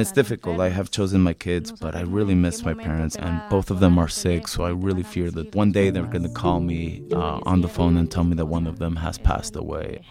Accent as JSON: {"language": "English", "country": "Mexico", "moved": "yes", "lives_now": "United States", "said": "I'm 17 years old and I'm from Mexico."}